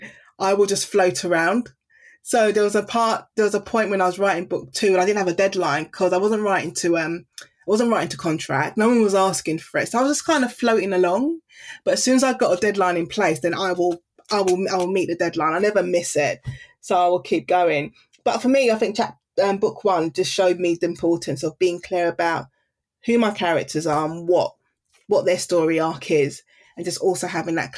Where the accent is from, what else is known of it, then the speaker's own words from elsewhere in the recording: London, United Kingdom; I grew up in Deptford in the Greenwich area